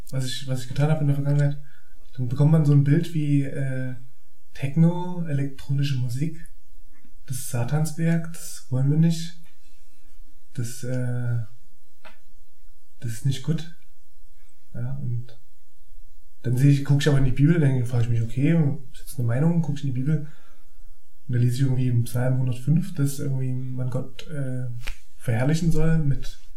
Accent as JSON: {"language": "German", "area": "eastern Germany", "region": "East Germany", "country": "Germany"}